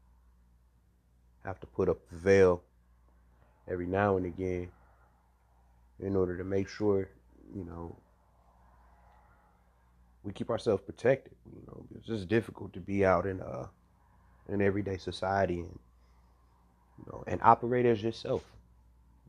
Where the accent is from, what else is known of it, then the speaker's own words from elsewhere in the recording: Cleveland, Ohio, United States; now in South Carolina, United States; I'm from Cleveland, Ohio.